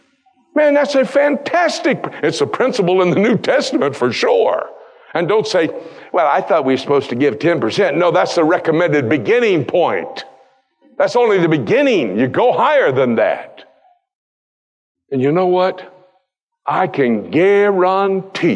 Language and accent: English; United States; I come from the United States where it's even worse